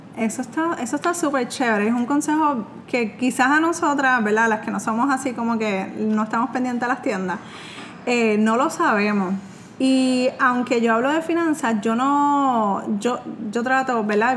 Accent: Puerto Rico; soy de Puerto Rico

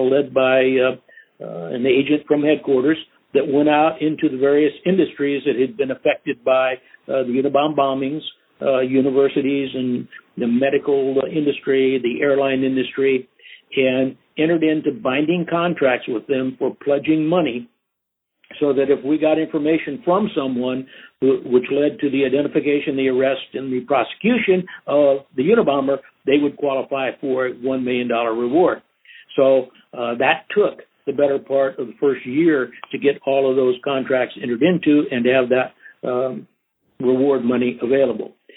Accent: Outstate Nebraska, United States; moved away as an adult; also born or lived in Sacramento / San Francisco; back in my hometown working for the Catholic Diocese of Outstate Nebraska

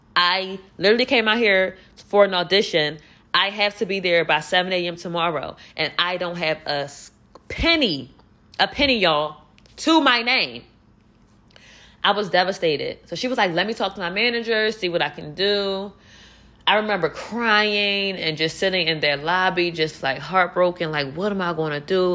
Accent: Philadelphia, Pennsylvania, United States; I'm from Philly and I'm out here alone

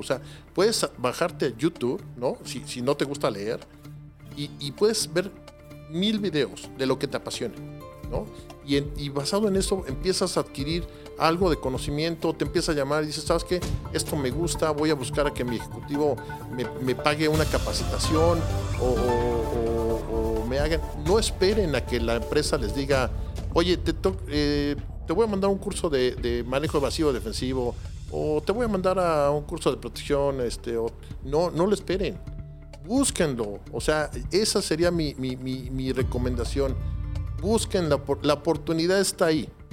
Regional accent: Mexico City, Mexico; yo sí vengo de Coyoacán

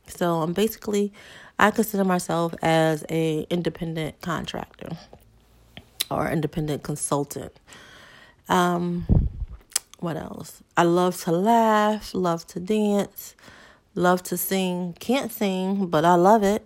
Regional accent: Hartford, Connecticut, United States; born and raised in Hartford, Connecticut.

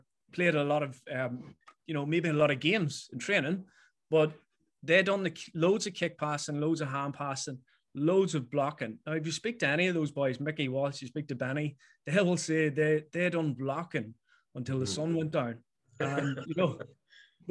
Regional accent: Mayobridge, Northern Ireland, United Kingdom; growing up in the Bridge

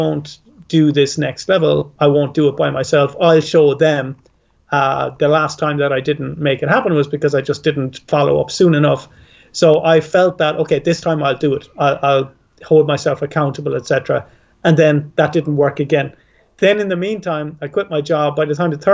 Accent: Ireland; I'm Irish

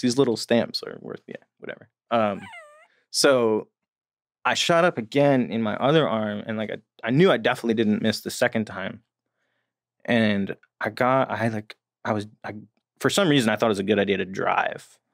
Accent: New Jersey, United States; I grew up in New Jersey.

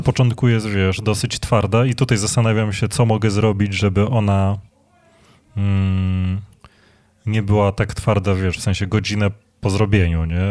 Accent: Legionowo, Masovian Voivodeship, Poland; U nas w Legionowie była taka piekarnia

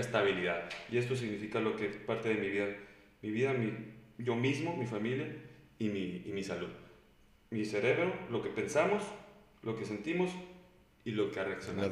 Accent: Mexico

